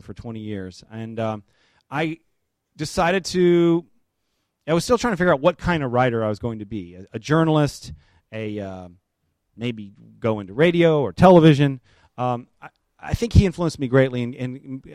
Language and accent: English; Memphis, Tennessee, United States; moved away; I grew up, growing up in Memphis